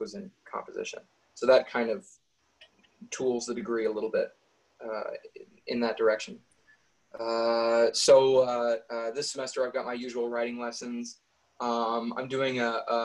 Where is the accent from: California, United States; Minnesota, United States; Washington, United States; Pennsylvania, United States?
California, United States; San Juan Bautista; moved away as an adult; also born or lived in Monterey, California; now in Las Vegas, United States; I was born in Monterey and raised most of my life in San Juan Bautista, which is in the general vicinity. And I moved here to Las Vegas in 2017.